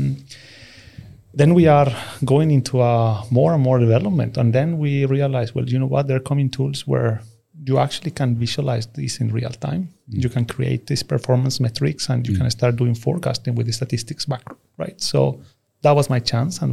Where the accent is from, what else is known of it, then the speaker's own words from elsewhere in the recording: Peru; now in Stockholm, Sweden; I come from Peru. So I'm going to tell you a bit my story, how I ended up in Stockholm and Sweden.